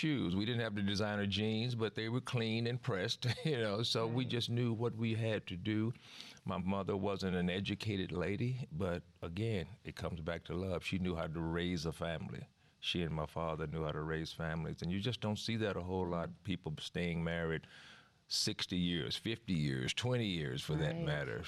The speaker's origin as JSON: {"language": "English", "town": "Dallas", "region": "Texas", "country": "United States", "tie": "born or raised there", "said": "Oak Cliff, Texas. Some people call it Oak Cliff, Texas, but I just call it Oak Cliff, South Dallas."}